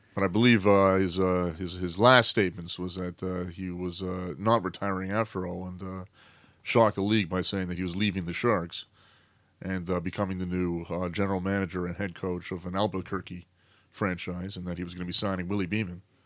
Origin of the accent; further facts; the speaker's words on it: Canada; myself as a Canadian